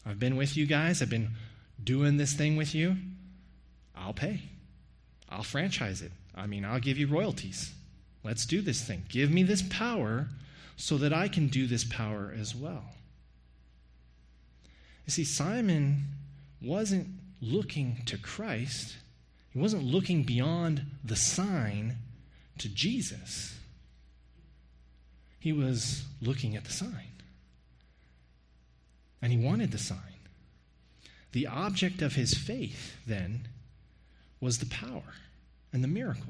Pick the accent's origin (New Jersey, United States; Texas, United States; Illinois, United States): Texas, United States; Hays County; moved away; I'm from Hays County